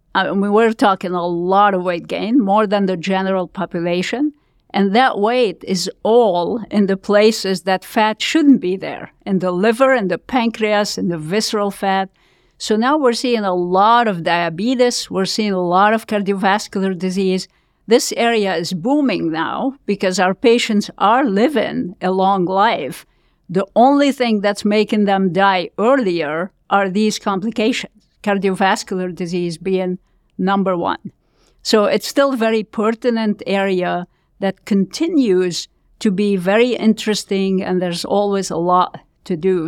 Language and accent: English; Lebanon; moved away as an adult; I was born in Lebanon, you can tell from my accent, I'm sure